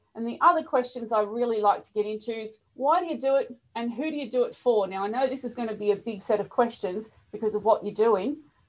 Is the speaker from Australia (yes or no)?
yes; Melbourne, Victoria, Australia; I'm from Melbourne, Australia